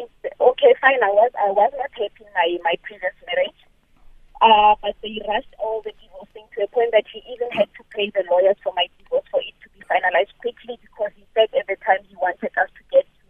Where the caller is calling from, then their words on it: Pretoria, Gauteng, South Africa; I'm calling from Pretoria.